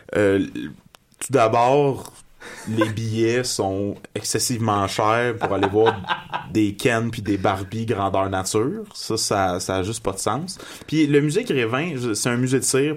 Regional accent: Magog, Quebec, Canada; moved away as an adult; now in Montreal, Canada; Je viens, euh, je viens, de Magog. Ça fait à peu près six ans que j'habite à Montréal.

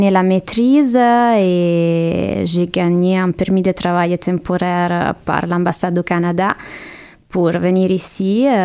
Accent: Rome, Lazio, Italy; Euh, il y a beaucoup à dire, mais, mais bon, c'est une ville magnifique que j'adore et je pense que c'est

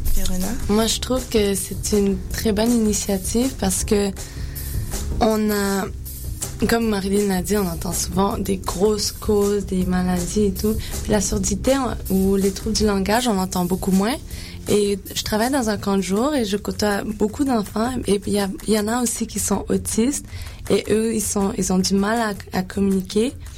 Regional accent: Quebec, Canada; je suis née au Québec. Je suis pas née à l'île Maurice

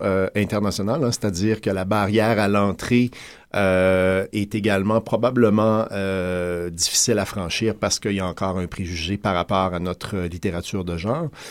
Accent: Quebec, Canada; on est des Québécois, mais on est également des gens qui habitent en Amérique

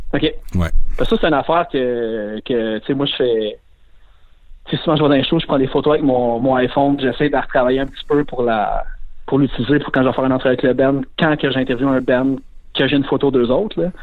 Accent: Laval, Quebec, Canada; also born or lived in Verdun, Montreal; Puis après, j'ai déménagé à Laval pendant 20 ans.

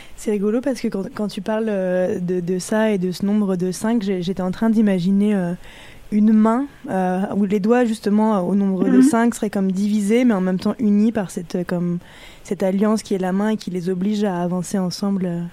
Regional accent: Brittany, France; now in Montreal, Canada; Naomi et moi, on vient de Bretagne

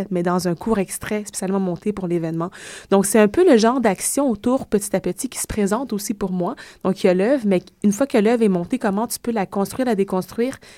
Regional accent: Quebec, Canada; born there; je suis née au Québec depuis de multiples générations

